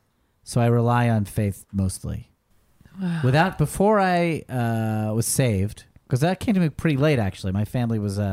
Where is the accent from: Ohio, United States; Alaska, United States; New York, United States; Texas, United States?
Ohio, United States; Dayton; I grew up in Dayton, Ohio.